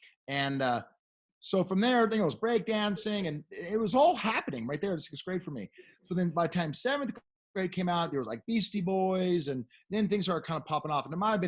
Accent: Beverly Hills, California, United States; if you don't, remember, I am from Beverly Hills.

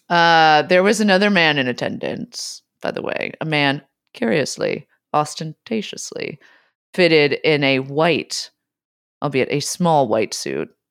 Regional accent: San Francisco, California, United States; I grew up in San Francisco

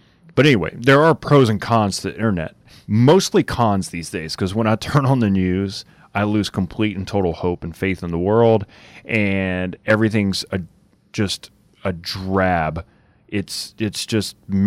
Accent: Marksville, Louisiana, United States; I was born in Marksville Hospital

